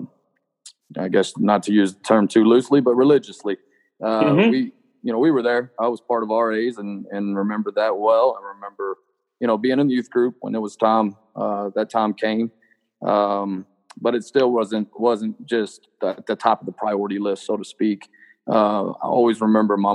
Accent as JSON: {"language": "English", "town": "Littlefield", "region": "Texas", "country": "United States", "tie": "born or raised there", "said": "Littlefield, Texas, but that's my hometown"}